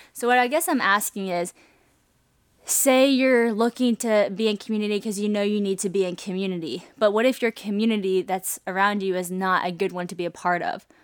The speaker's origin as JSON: {"language": "English", "region": "Louisiana", "country": "United States", "also_born_or_lived": "Nashville", "moved": "yes", "said": "I moved from Nashville back to Louisiana, but I didn't have community in Louisiana like I did in Nashville. You might think since I was from here"}